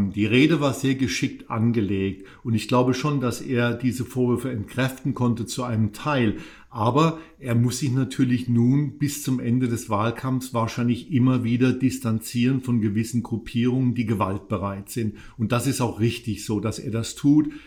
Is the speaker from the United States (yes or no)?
yes; Charlottesville, Virginia, United States; Ist meine Heimatstadt, ja. Ich war auf dem Campus der äh, berühmten University of Virginia, die von Thomas Jefferson gegründet wurde